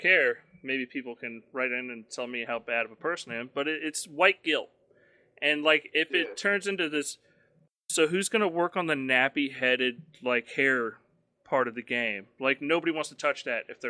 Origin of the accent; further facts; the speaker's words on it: the South, United States; I'm from the South.